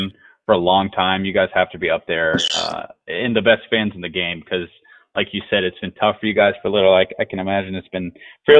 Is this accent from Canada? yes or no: no; North Carolina, United States; I definitely grew up a Braves fan just growing up in North Carolina